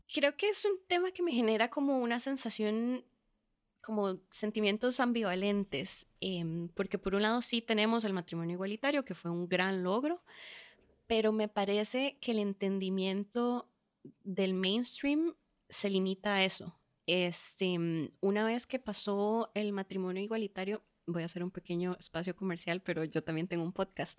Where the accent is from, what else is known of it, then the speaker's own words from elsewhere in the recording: Curridabat, San José, Costa Rica; also born or lived in Venezuela; muy temprana edad regresamos acá a Costa Rica, eh, crecí en Curridabat